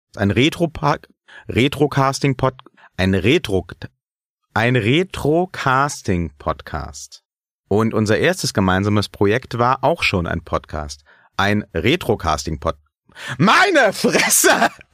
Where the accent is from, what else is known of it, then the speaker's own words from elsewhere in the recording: Germany; ich bin nun mal ein in Deutschland geborener weißer Mann Mitte 30